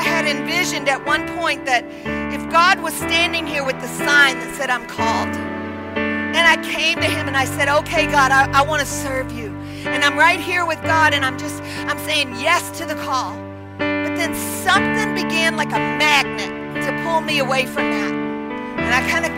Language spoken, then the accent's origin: English; Texas, United States; as a little like 10, 12-year-old girl in Texas